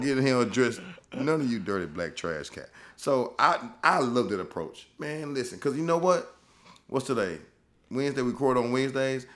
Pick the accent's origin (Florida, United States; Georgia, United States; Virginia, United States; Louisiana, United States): Louisiana, United States; I'm from Louisiana. I'ma take it back to the boot